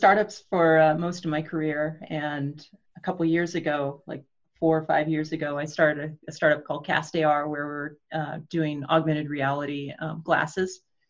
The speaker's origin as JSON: {"language": "English", "town": "Portland", "country": "United States", "said": "I'm from Portland"}